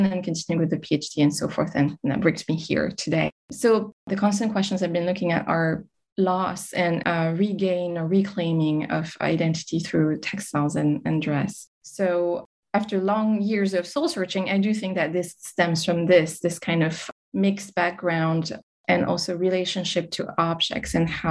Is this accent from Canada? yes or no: yes; Montreal, Quebec, Canada; now in France; I grew up in Montreal in Canada before moving to France.